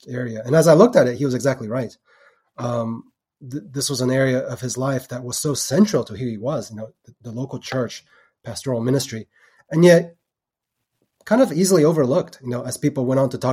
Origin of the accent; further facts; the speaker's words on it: Texas, United States; moved away; also born or lived in Portland, Oregon; My parents immigrated from Taiwan, you know, in the early 80s. So I grew up in Texas